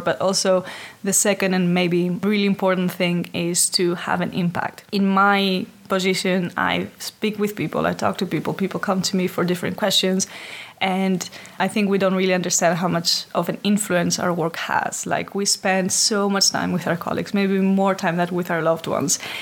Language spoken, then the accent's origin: English; Athens, Attica, Greece; moved away as an adult; now in Amsterdam, Netherlands; ever since I've been living in Amsterdam, but originally come from Greece. Uh, I'm from Athens.